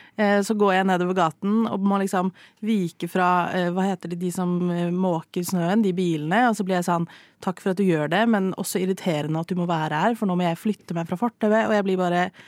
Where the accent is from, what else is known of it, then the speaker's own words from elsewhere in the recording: Stavanger, Rogaland, Norway; moved away; Jeg bodde hjemme i Stavanger i noen uker